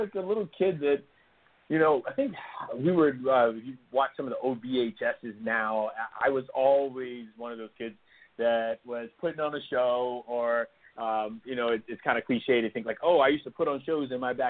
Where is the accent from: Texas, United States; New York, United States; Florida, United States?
Florida, United States; Homestead; You know, I grew up in Miami, Florida, on a place called Homestead Air Force Base, which is no longer there.